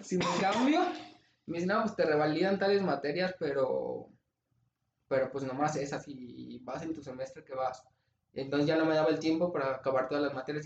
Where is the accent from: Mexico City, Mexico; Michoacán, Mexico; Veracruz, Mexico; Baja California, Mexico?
Michoacán, Mexico; Los Reyes; moved away as an adult; also born or lived in Morelia / Guadalajara; regresarme de Guadalajara a Los Reyes porque empezó la pandemia